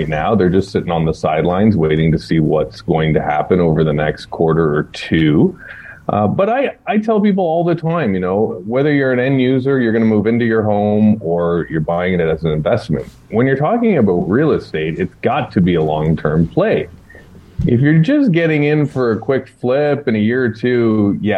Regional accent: Ottawa, Ontario, Canada; moved away; also born or lived in Niagara region; Got my parents coming down from Ottawa. I'm from Ottawa originally.

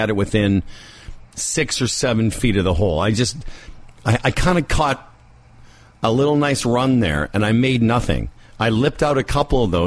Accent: Moose Jaw, Saskatchewan, Canada; I grew up in Moose Jaw

